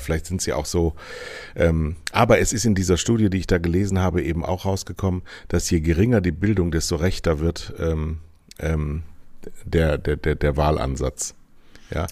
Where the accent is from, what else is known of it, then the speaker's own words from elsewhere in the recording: Rhineland, Germany; also born or lived in Southern Germany; now in Northern Germany; Das ist meine Herkunft